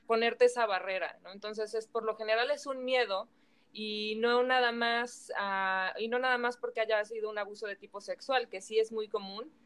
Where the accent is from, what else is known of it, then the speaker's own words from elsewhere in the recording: Mexico; cómo somos los mexicanos